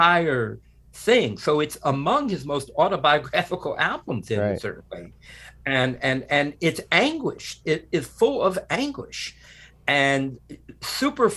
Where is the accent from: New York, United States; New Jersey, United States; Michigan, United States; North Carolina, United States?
New Jersey, United States; Newark; as a kid, growing up in Newark, New Jersey